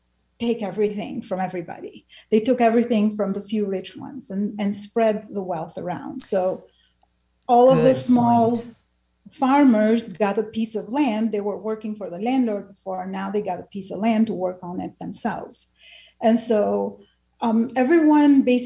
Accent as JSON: {"language": "English", "country": "Albania", "tie": "born or raised there", "also_born_or_lived": "Bulgaria", "moved": "yes", "lives_now": "United States", "said": "growing up in Albania, which experienced one of the most severe dictatorships"}